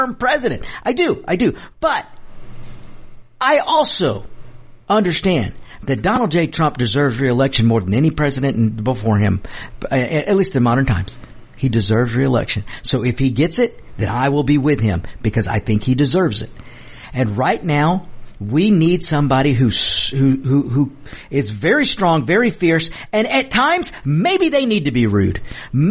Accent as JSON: {"language": "English", "country": "United States", "said": "I'm an American. I'm an American before anything else. Yeah, I'm the Mexican, not afraid to be American, but I'm an American"}